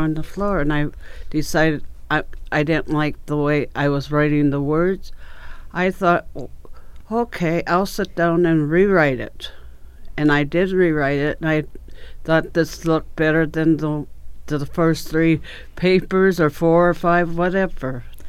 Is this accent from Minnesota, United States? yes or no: yes; Albert Lea, Minnesota, United States; born there; I was born in Albert Lea, 1949. I was there, and my dad had a candy store in Albert Lea.